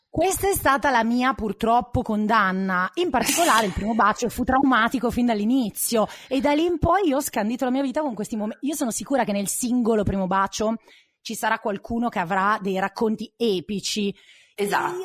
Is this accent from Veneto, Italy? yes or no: no; Milan, Lombardy, Italy; sono di Milano